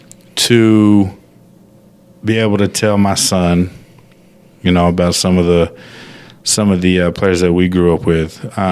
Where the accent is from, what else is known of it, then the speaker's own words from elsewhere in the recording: Phoenix, Arizona, United States; born there; I was born in Phoenix or close to Phoenix